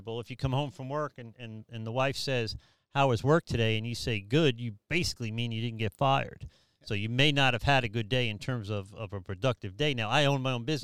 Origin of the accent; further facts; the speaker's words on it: New York City, New York, United States; moved away; I grew up in New York City